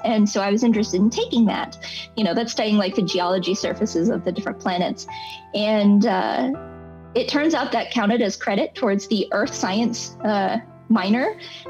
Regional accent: Fairfax, Virginia, United States; born there; also born or lived in San Antonio / Charleston; So I was born in Fairfax, Virginia, close to Washington, D.C., then moved to the San Antonio area, then moved to the Charleston, South Carolina area, then back to the Fairfax, Virginia area, and then back to the San Antonio area

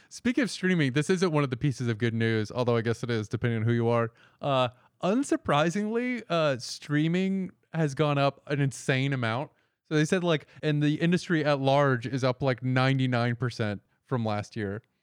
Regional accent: Florida, United States; moved away; I grew up in Florida where everybody also got surgery

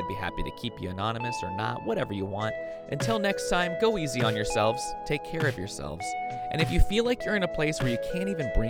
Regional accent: Ireland; Sorry, I'm Irish. I use meat and potatoes metaphors.

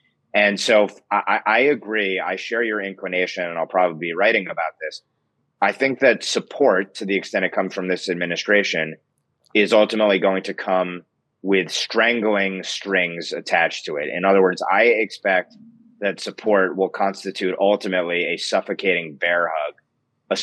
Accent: United States; from my vantage point as an American

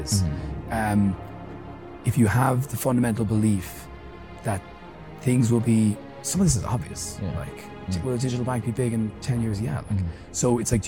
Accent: County Clare, Munster, Ireland; moved away as an adult; also born or lived in Limerick, Ireland; now in Kenya; I was born in County Clare in Ireland. So it's on the West Coast.

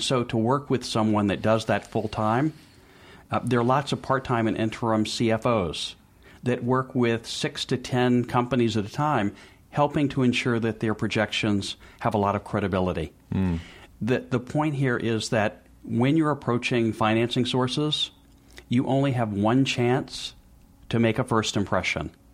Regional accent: Memphis, Tennessee, United States; moved away as an adult; now in Boston, United States; I was born in Memphis, Tennessee

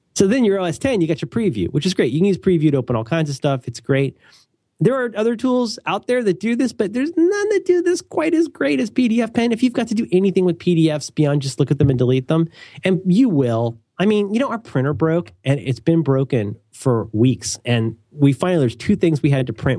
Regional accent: Midwest, United States; I'm from the Midwest

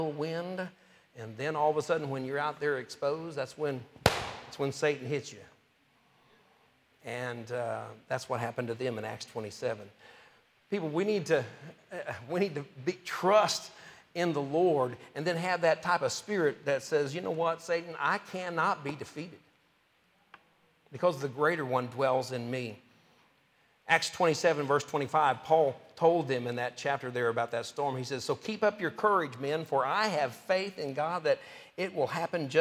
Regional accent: Topeka, Kansas, United States; also born or lived in Oklahoma; I grew up in, we moved from Oklahoma when I was 2 to Topeka, Kansas

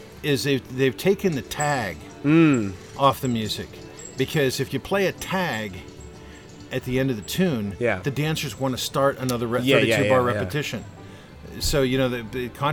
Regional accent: Western Pennsylvania, United States; also born or lived in Boston; my grandparents were all from Western Pennsylvania, and I was raised there

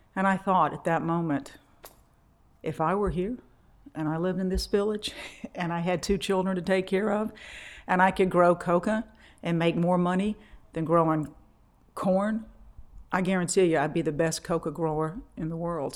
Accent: Monroe, Louisiana, United States; We're growing up in Monroe, Louisiana. Women were taught that you were going to get married right out of high school

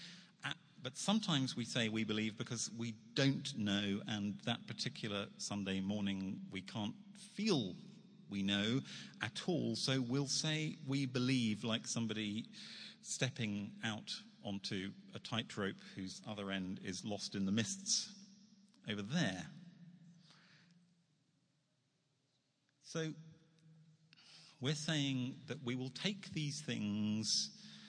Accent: United Kingdom; I'm a Brit in New York

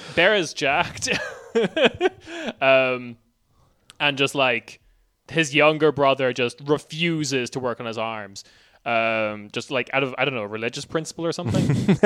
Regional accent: Ireland

